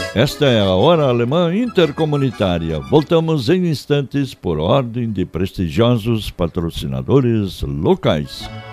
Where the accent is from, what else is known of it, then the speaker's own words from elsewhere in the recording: Chapada, Rio Grande do Sul, Brazil; em Chapada, minha terra natal, enraizada no centro-norte do Rio Grande do Sul